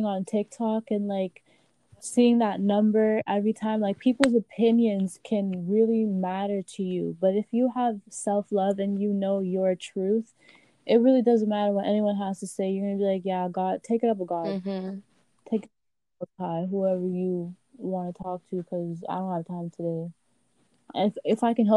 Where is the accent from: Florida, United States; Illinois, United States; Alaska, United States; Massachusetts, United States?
Florida, United States; Miami; also born or lived in Haiti; I was born in Miami, Florida, mm-hmm. but I spent my first 4 years of life in Haiti